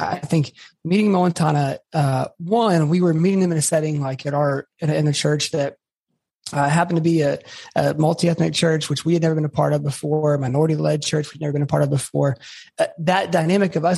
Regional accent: Atlanta, Georgia, United States; moved away as an adult; also born or lived in Auburn, Alabama / Birmingham, Alabama; I'm originally from Atlanta, Georgia

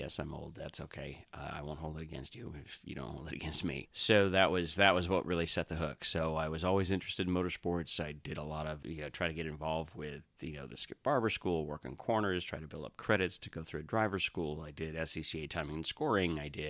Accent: Milwaukee, Wisconsin, United States; I grew up just outside of Milwaukee, Wisconsin, so home track pretty much at that point was State Fair Park in Milwaukee.

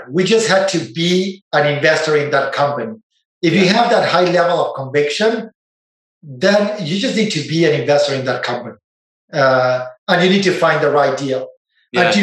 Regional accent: Argentina; moved away as an adult; now in Silicon Valley, United States; I didn't know Silicon Valley existed growing up in Argentina.

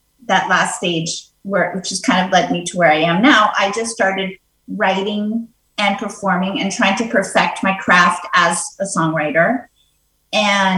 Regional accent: New York City, New York, United States; I grew up in New York City.

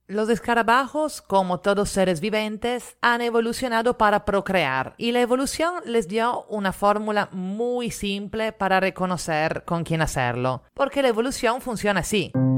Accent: Italy; now in Lima, Peru; italiana residente en Lima.

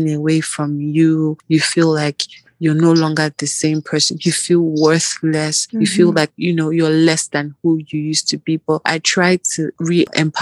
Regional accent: Nigeria; moved away as an adult; I grew up basically in Nigeria and all that. Part of my university was in Nigeria

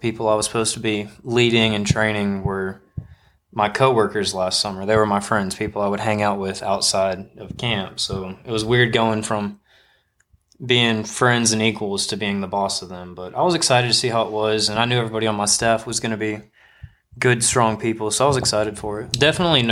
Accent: Nashville, Tennessee, United States; moved away as an adult; also born or lived in Starkville, Mississippi; now in Alabama, United States; I was born and raised in Nashville, Tennessee

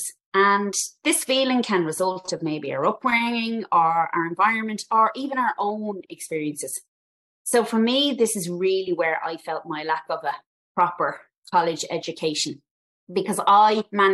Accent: Dublin, Leinster, Ireland; I'm from Dublin originally, and I'm a Northsider Dub

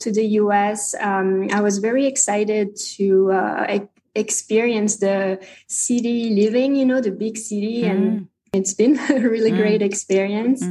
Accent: Lançon-de-Provence, Provence-Alpes-Côte d'Azur, France; first language French; English is a second language; moved away as an adult; now in United States; I grew up in a village called Lançon de Provence. So I spent, I would say, 16 years there.

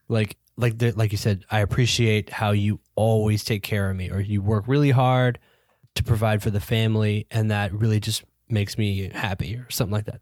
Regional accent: United States; we're American

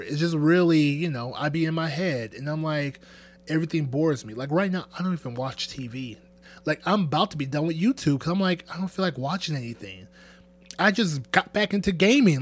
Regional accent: Nigeria; I'm Nigerian.

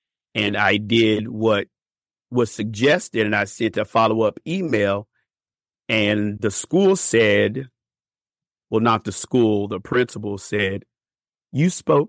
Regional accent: Bowling Green, United States; Well, I'm from Bowling Green originally

